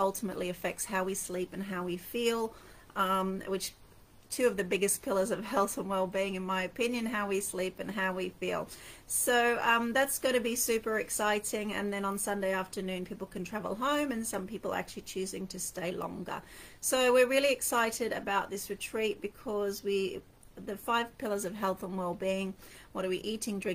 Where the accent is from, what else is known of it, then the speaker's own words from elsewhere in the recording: Townsville, Queensland, Australia; moved away as an adult; also born or lived in London, United Kingdom; I moved my family from London to Australia. Funnily enough, I was born in Townsville and my children were born in London. So essentially, I was bringing them home to my home